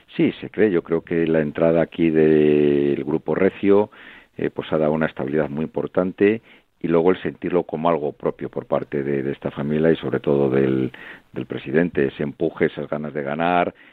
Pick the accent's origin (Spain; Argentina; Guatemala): Spain; Salamanca, Castile and León; tremendamente orgullo como salmantino que soy